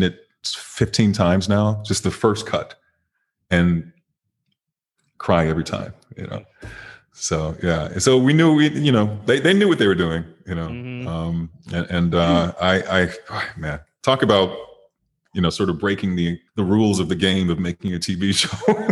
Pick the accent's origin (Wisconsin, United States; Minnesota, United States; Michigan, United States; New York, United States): Michigan, United States; Detroit; moved away; also born or lived in Chicago; I'm from Detroit